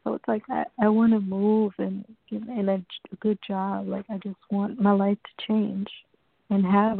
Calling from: New York, United States; I'm calling from New York.

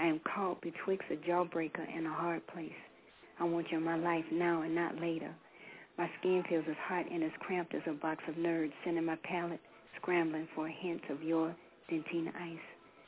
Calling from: South Carolina, United States; I'm just kidding. I'm calling from South Carolina.

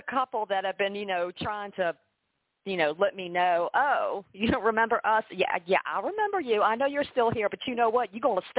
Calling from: Norman, Oklahoma, United States; I am here live from Norman, Oklahoma.

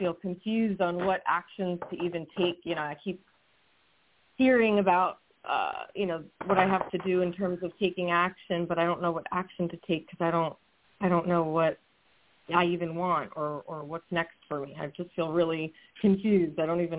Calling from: Chalfont, Pennsylvania, United States; I'm calling from Chalfont, Pennsylvania.

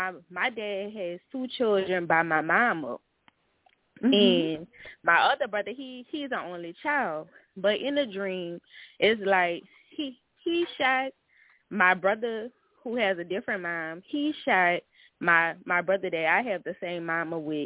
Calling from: New Orleans, Louisiana, United States; I'm calling from New Orleans

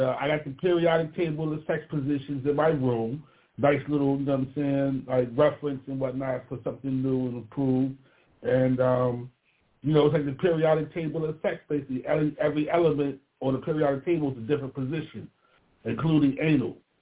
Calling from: Baltimore, Maryland, United States; I'm calling from Baltimore, Maryland, East Side Zone 18

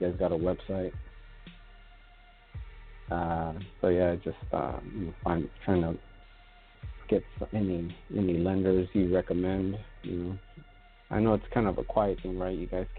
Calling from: California, United States; I'm out in California.

